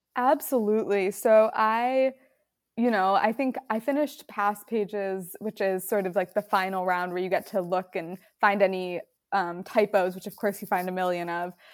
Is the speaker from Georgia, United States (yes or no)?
no; Roselle, Illinois, United States; moved away; also born or lived in Chicago; I grew up in the suburbs. I grew up in Roselle